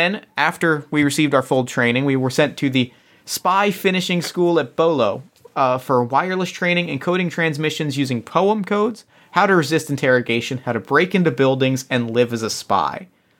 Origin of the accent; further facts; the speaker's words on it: England, United Kingdom; So, like, I am English, but I have a strong French background.